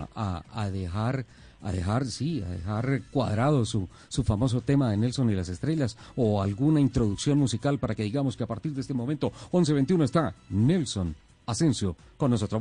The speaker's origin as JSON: {"language": "Spanish", "country": "Colombia", "said": "somos colombianos"}